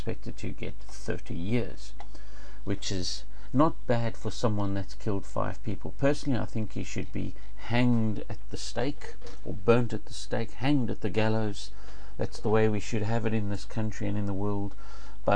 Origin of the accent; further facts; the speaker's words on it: United Kingdom; we as the British taxpayers